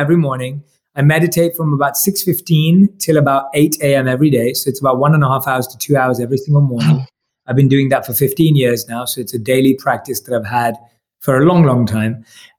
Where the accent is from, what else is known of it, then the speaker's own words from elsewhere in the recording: India; Obviously, I'm Indian, so I usually love a good Indian vegetable curry